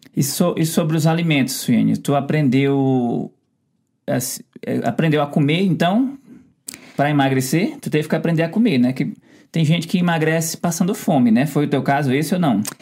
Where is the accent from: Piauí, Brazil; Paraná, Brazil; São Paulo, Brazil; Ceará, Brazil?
Ceará, Brazil; a gente é do Ceará